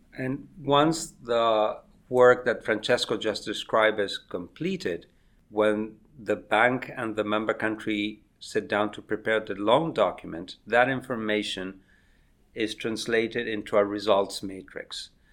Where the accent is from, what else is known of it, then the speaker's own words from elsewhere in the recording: Argentina; moved away as an adult; also born or lived in United States; the eighties in Argentina, my home country